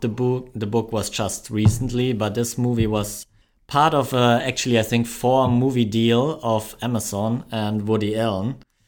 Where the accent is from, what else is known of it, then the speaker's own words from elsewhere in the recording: Germany; accent: German; My German accent, yeah.